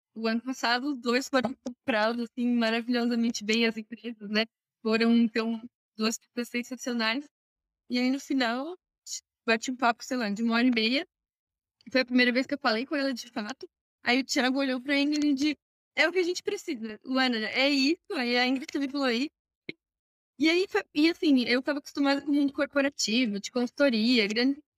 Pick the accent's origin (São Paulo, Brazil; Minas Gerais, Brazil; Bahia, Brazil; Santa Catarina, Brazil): Santa Catarina, Brazil; Criciúma; also born or lived in Florianópolis; sou de Santa Catarina, Criciúma